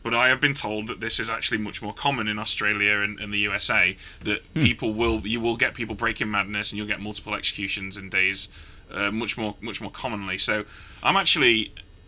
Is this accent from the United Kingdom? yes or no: yes; United Kingdom; I'm British